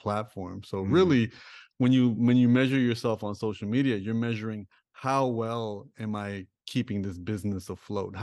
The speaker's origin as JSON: {"language": "English", "town": "Toronto", "region": "Ontario", "country": "Canada", "tie": "born or raised there", "said": "I grew up in Toronto. I grew up in Rexdale."}